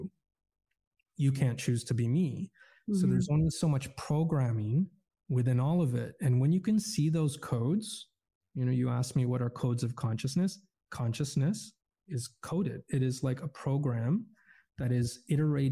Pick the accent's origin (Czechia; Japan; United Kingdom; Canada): Canada; I grew up in Canada as a Muslim, Roman Catholic, Iraqi, Filipino, in a Caucasian, Polish, Eastern European community.